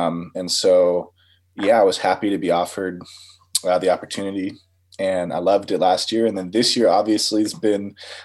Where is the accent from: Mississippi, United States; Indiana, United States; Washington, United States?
Washington, United States; Shoreline; also born or lived in Seattle; growing up in Shoreline, I had a pretty good music program